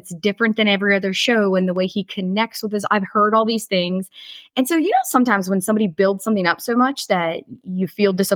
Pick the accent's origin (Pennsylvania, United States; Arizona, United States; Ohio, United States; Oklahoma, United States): Pennsylvania, United States; Pittsburgh; being from, Pittsburgh, Pennsylvania